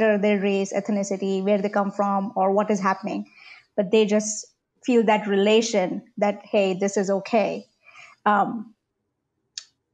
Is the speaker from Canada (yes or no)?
no; India; English is a second language; moved away as an adult; now in Oklahoma, United States; I was brought up in India with British English, proper grammar